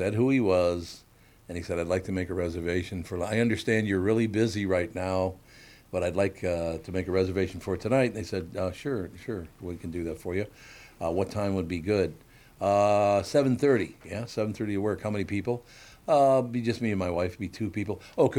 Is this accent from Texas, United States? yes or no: no; Minnesota, United States; you're not from New York, are you? I'm, no, but where are you from? Minnesota.